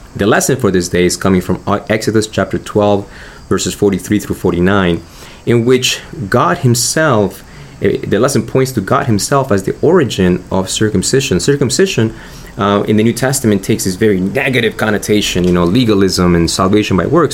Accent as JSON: {"language": "English", "country": "Argentina", "moved": "yes", "lives_now": "United States", "said": "I'm originally from Argentina. I'm a U.S. citizen right now"}